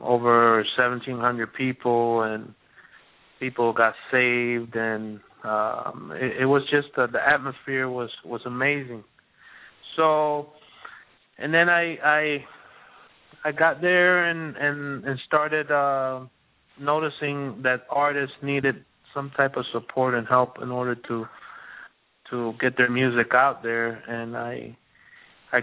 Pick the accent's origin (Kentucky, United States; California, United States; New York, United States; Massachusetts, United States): New York, United States; Born in New York with Dominican descent